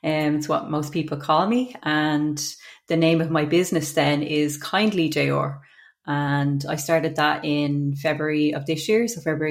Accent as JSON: {"language": "English", "town": "Dublin", "region": "Leinster", "country": "Ireland", "tie": "born or raised there", "said": "I grew up in Mofew in Coolock. I left school before leaving cert"}